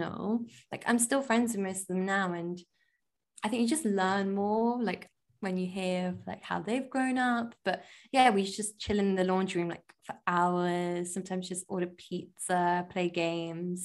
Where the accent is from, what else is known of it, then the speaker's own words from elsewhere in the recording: Leicester, East Midlands, United Kingdom; moved away as an adult; now in London, United Kingdom; I'm from Leicester